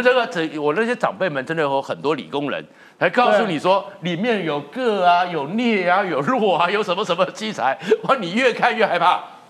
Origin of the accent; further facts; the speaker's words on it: Zhongli, Taoyuan, Taiwan; now in Taipei, Taiwan; 因为上次桃园那个是在中立，又是我老家，